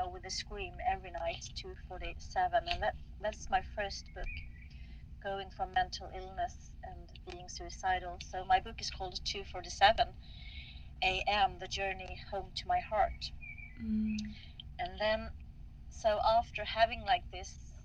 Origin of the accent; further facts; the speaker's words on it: Stockholm, Stockholm County, Sweden; I'm from Stockholm, Sweden